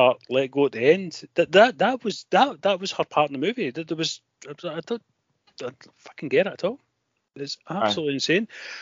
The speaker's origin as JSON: {"language": "English", "region": "Scotland", "country": "United Kingdom", "said": "we are Scottish"}